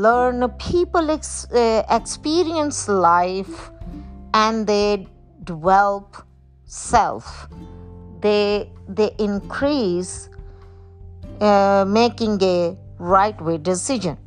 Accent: Pakistan; I was born in Pakistan

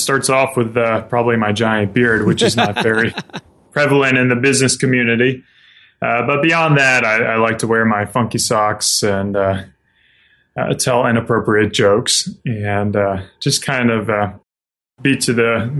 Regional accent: South Carolina, United States; moved away as an adult; now in Spokane, United States; I grew up in the South. I grew up in South Carolina and moved out here about 5 years ago with my wife when she got recruited for a job

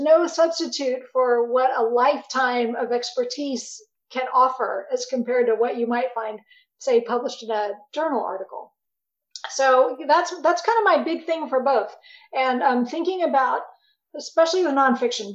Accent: Arlington, Texas, United States; I grew up in Arlington, Texas

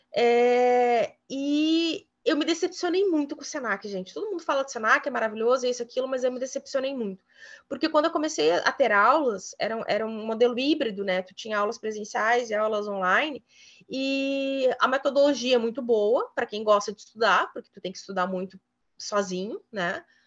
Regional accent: Cruz Alta, Rio Grande do Sul, Brazil; now in Guaíba, Brazil; eu sou nascida em Cruz Alta

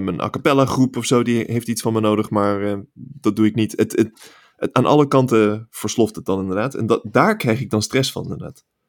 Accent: Netherlands; moved away as an adult; now in California, United States

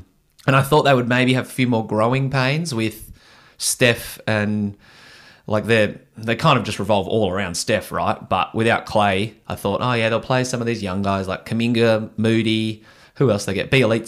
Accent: Australia; As you do as an Australian.

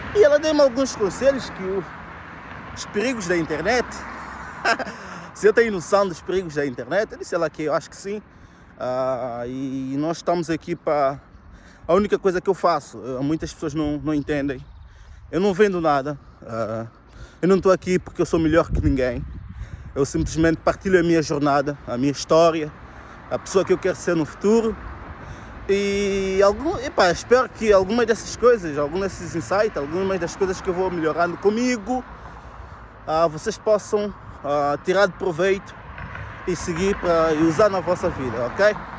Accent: Viseu, Portugal; moved away; eu cresci, estudei em Viseu

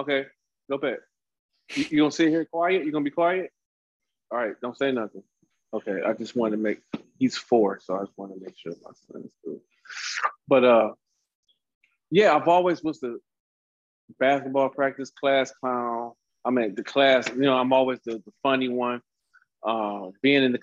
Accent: Cleveland, Ohio, United States; now in San Diego, United States; Cleveland, Ohio. Yeah, originally born and raised

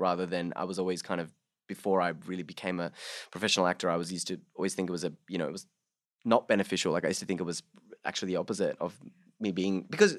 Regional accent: Bangladesh; So I'm my parents are of Hindu background, so that, you know, growing up in Bangladesh, I was also a minority.

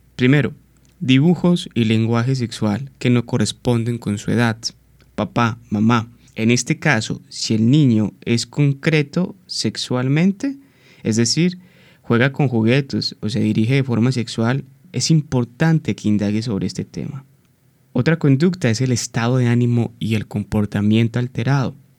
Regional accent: Colombia; nuestra amada Colombia, que soy también colombiano

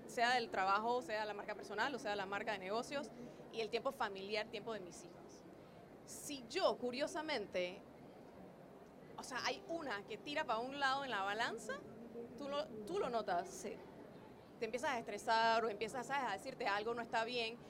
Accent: Panama; Undercover es una empresa panameña, porque soy panameña, no sé por qué dicen que no, pero sí soy panameña

